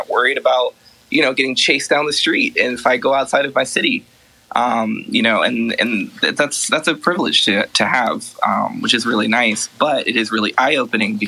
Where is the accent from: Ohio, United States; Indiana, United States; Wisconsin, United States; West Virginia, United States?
Ohio, United States; Columbus; moved away as an adult; now in Emeryville, United States; I ended up moving from Columbus, my hometown, to San Francisco in February of last year with my husband